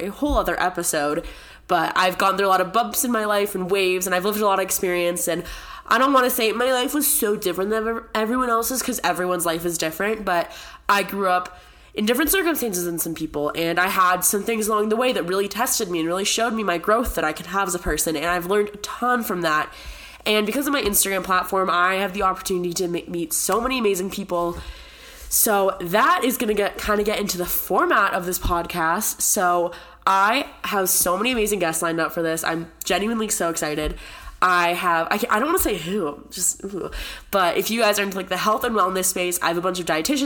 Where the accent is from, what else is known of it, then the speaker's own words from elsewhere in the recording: San Diego, California, United States; moved away as an adult; also born or lived in Connecticut; now in Boulder, United States; I consider San Diego my home just because I grew up there